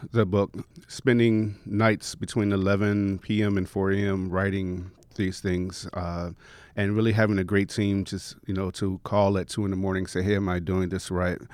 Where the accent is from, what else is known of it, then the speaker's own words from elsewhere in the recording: Chicago, Illinois, United States; moved away; growing up in Chicago